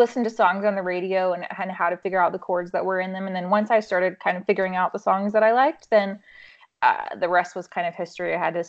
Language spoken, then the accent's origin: English; Mongolia; now in United States; I grew up in Mongolia. My parents were missionaries, and long story short, I ended up coming back to the U.S., ended up in Nashville